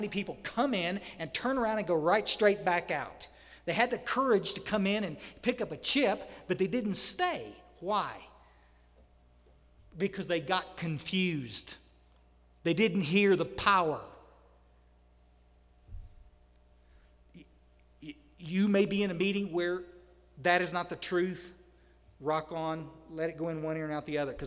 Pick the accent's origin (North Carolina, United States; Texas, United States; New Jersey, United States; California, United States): Texas, United States; Odessa, Texas Hill Country, United States; also born or lived in Houston, Texas; I grew up in a hill country. Myers and I, we were raised over in Odessa, out in West Texas. We moved to the hill country